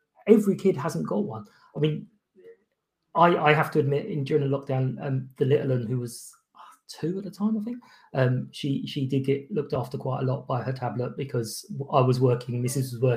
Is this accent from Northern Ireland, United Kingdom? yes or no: no; London, United Kingdom; I born and brought up in Kilburn in North London.